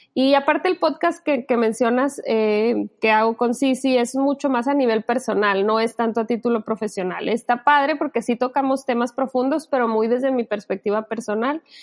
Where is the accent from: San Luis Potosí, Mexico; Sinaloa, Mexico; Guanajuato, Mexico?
Sinaloa, Mexico; moved away; yo me crié en Sinaloa y allá a lo chido que decimos aquí en México como padre, se le dice chilo